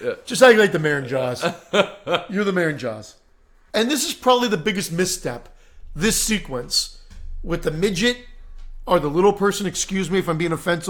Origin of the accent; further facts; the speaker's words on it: Pennsylvania, United States; I'm from Pennsylvania.